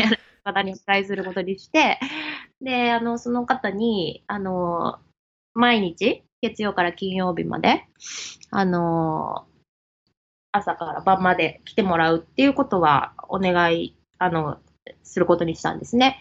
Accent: Japan; moved away as an adult; 生まれ、生まれ育ちはですね、あの、ずっと日本ででして

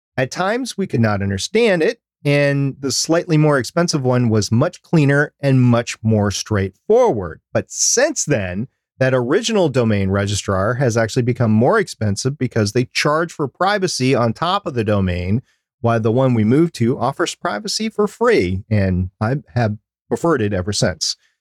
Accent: United States; I am American

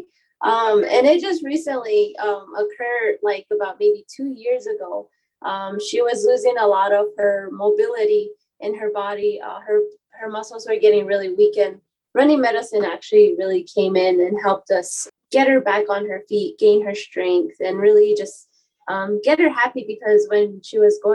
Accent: Zuni, New Mexico, United States; I'm from Zuni, New Mexico

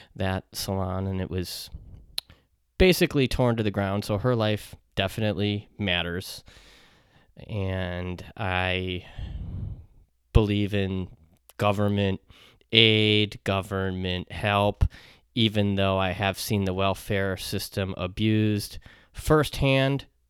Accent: United States; as an American

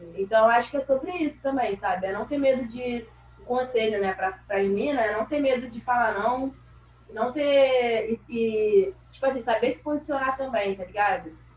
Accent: Rio de Janeiro, Brazil; eu sou do Rio de Janeiro e fui morar no Campo Grande, na Zona Oeste.

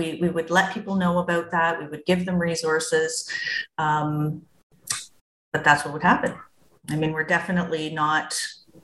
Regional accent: Toronto, Ontario, Canada; moved away; I'm from Toronto

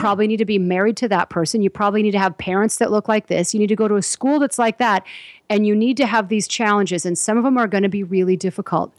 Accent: Southern California, United States; growing up in Southern California

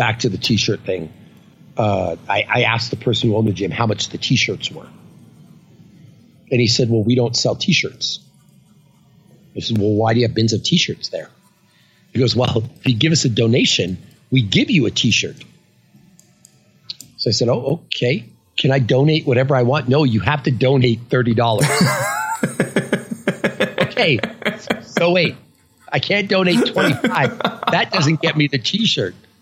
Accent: Northern Canada, Canada; We're from Northern Canada

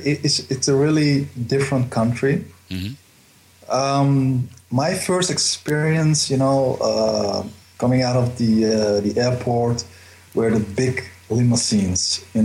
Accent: Amsterdam, North Holland, Netherlands; also born or lived in Paramaribo, Suriname / United States; now in Zoetermeer, Netherlands; Amsterdam, I grew up there. That's my home city.

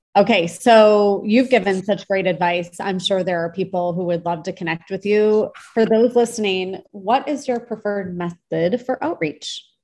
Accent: Michigan, United States; I grew up in Michigan

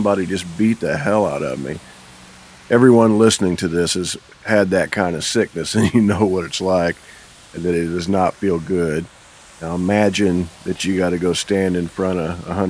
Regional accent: United States; As an American

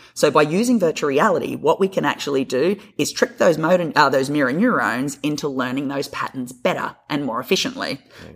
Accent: Australia; moved away; I'm a Australian PT or physio, as we call it over there

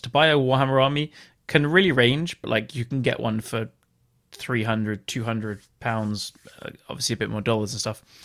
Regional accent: England, United Kingdom; me being English

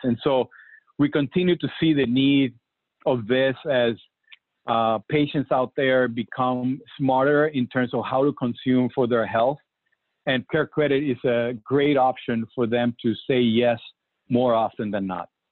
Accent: Puerto Rico; I remember growing up in Puerto Rico

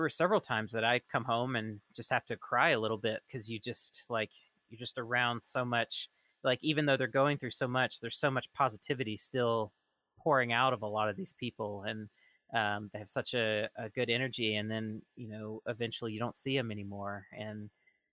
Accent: Southeast, United States; moved away; I'm originally from the Southeast

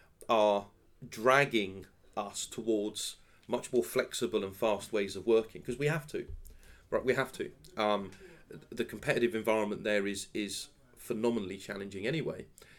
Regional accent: London, United Kingdom; that's the thing that I'm actually most excited about, being a Londoner and working for MasterCard in London.

